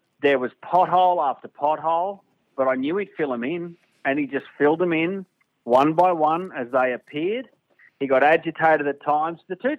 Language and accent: English; Brisbane, Queensland, Australia; moved away as an adult; now in Sydney, Australia; I'll do Brisbane back in my hometown